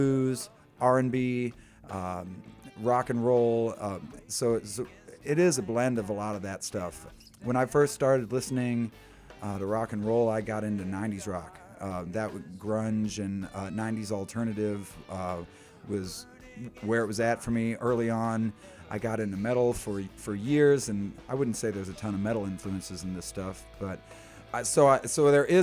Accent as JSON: {"language": "English", "town": "Zion", "region": "Illinois", "country": "United States", "tie": "born or raised there", "also_born_or_lived": "Chicago / South suburbs of Chicago", "moved": "as an adult", "said": "I'm a Chicago artist, but I grew up in Zion on the north side and lived there most of my life"}